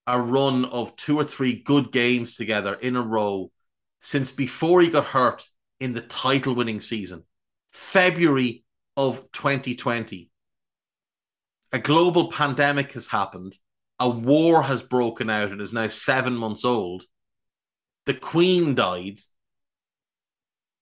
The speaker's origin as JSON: {"language": "English", "country": "Ireland", "said": "an Irish person"}